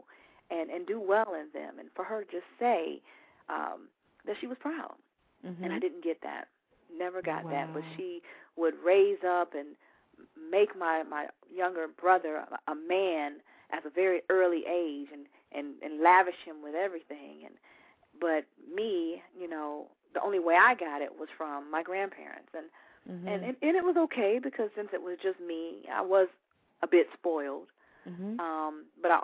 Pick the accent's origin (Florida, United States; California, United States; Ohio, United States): Florida, United States; Orlando; also born or lived in Tampa, Florida; now in Atlanta, United States; I am originally from Orlando, Florida. Also lived in Tampa for 15 years and then made my way to Atlanta, Georgia, and have now been here for 2 years